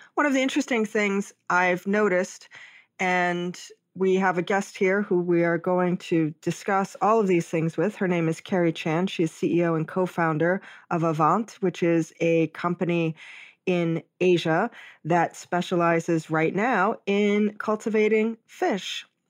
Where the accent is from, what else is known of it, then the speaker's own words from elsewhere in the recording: Hawaii, United States; I'm from Hawaii, I was born and raised there